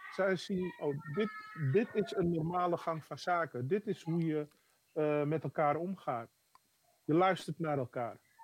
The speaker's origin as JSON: {"language": "Dutch", "town": "Amsterdam", "region": "North Holland", "country": "Netherlands", "tie": "born or raised there", "said": "Dat is Amsterdam-Oost, waar ik ben geboren."}